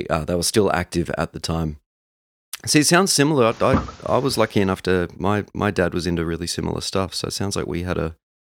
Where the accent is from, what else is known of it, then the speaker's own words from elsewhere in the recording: Canada; My own entry point to … is very much the standard for most 90s kids. Growing up in Canada, they were in heavy rotation on Much Music